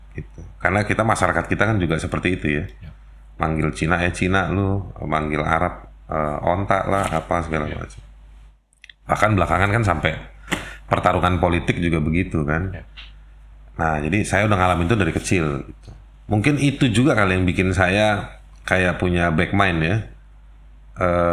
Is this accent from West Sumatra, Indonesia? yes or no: no; Jakarta, Indonesia; saya ya lahir di Jakarta